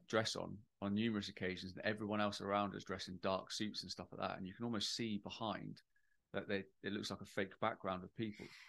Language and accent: English; United Kingdom; I'm British